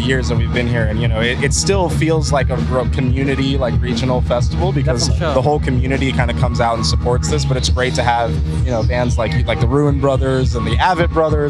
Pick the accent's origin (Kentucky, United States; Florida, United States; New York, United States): Florida, United States; also born or lived in Chicago; I'm from Florida